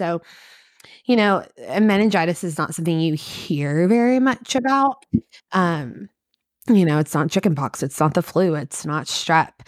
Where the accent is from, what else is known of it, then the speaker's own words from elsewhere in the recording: Kentucky, United States; I am originally from Kentucky.